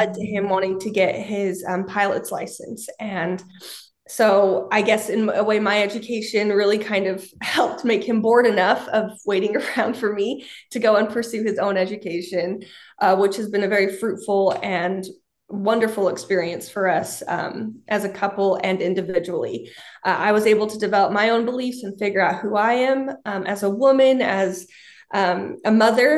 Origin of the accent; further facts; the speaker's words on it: Utah, United States; moved away as an adult; also born or lived in Kansas City; I grew up in Utah and I really wanted to get out of the Utah bubble